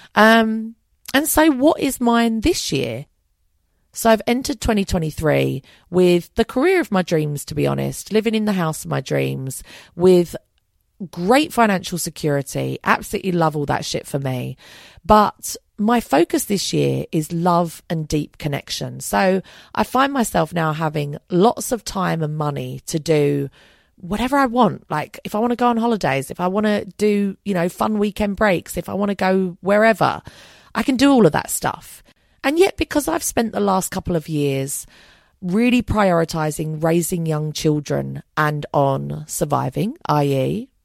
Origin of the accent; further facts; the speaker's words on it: London, United Kingdom; I'm also a Londoner. That's how I identify